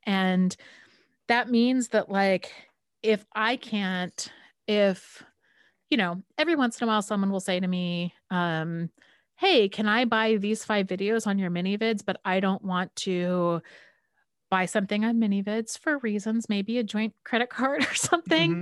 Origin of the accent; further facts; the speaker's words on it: California, United States; I'm from California and I've kind of California hippie parents